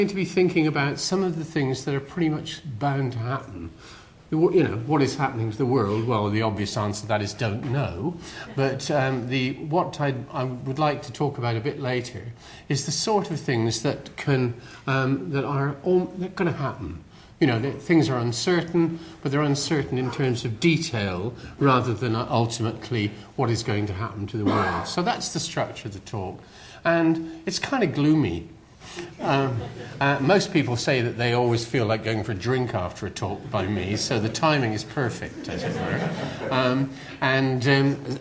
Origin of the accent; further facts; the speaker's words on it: West Country, South West England, United Kingdom; accent: West Country; as you can probably tell from my accent, I'm from the West Country